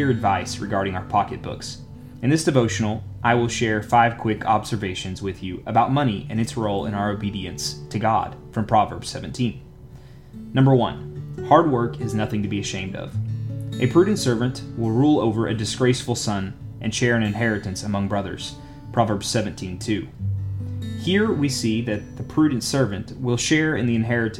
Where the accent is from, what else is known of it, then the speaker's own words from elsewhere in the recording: United States; As an American